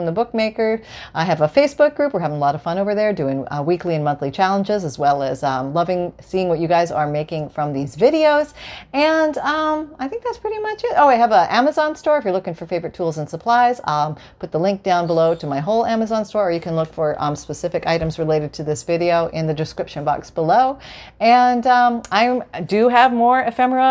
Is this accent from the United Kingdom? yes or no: no; Canada; moved away; I'm Canadian